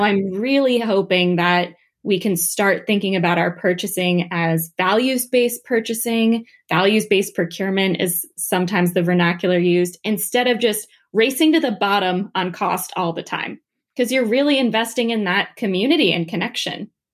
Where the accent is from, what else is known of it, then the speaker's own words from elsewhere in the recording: New Jersey, United States; moved away as an adult; also born or lived in Washington, D.C.; I'm from New Jersey. I'm from a small farm town